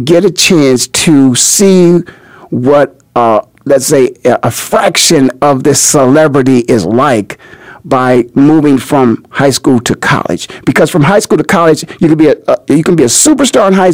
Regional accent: Canton, Ohio, United States; moved away; also born or lived in Philadelphia, Pennsylvania; I am from Canton, Ohio. My home is the Hall of Fame city

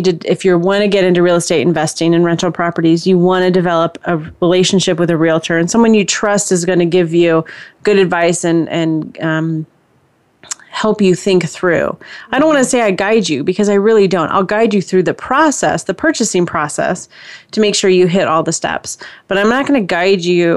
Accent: California, United States; moved away; also born or lived in Texas / Indiana; I'm originally from California

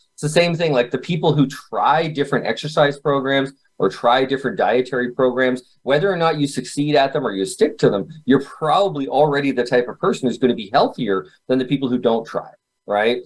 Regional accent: Kitchener, Ontario, Canada; I was born in Canada, uh, Kitchener, Ontario

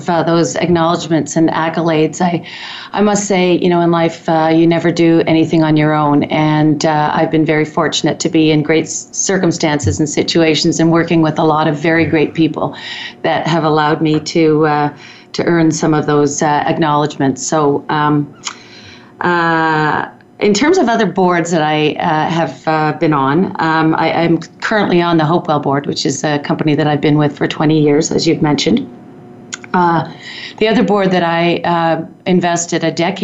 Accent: Toronto, Ontario, Canada; moved away as an adult; now in Calgary, Canada; I was born in Toronto and raised in actually Canada's first planned community, which is interesting given my history in urban planning. Community called Don Mills

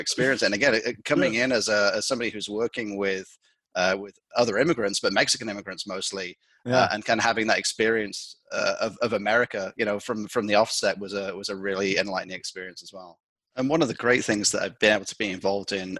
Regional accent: Lancaster, North West England, United Kingdom; moved away as an adult; also born or lived in Liverpool; now in United States; I'm from Lancashire, so the northwest of England

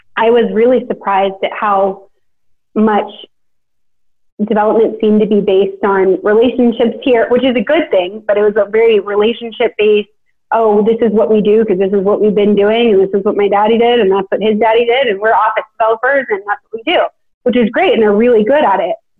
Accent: Sacramento, California, United States; now in Nashville, United States; I'm from Sacramento, you know, my, I mean, my parents are amazing

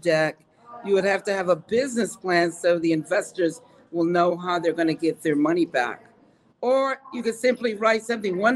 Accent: New York, United States; I'm a New Yorker.

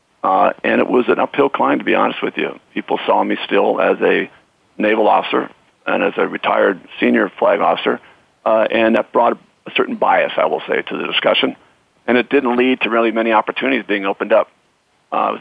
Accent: Iowa, United States; moved away as an adult; born and raised in Iowa

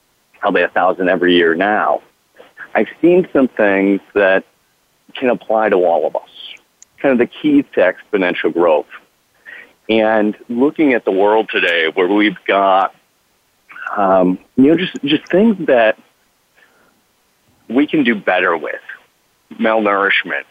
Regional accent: Central New York, United States; moved away as an adult; now in California, United States; I'm from Central New York originally, and it's only once I moved to California, like 15 years ago

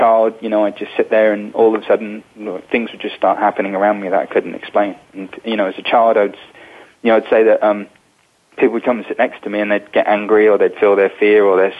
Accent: London, United Kingdom; I was born in England, in London, into a spiritual family in 1978

